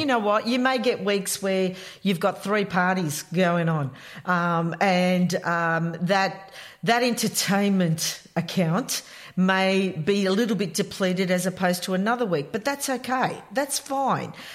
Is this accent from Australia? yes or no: yes; Melbourne, Victoria, Australia; I come from Melbourne